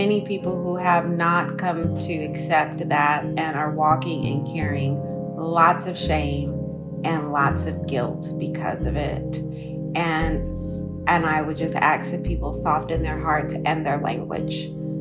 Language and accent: English; Oakland, California, United States; I'm from Oakland. I think it is safe to say that cannabis plays a major part in our lifestyle here.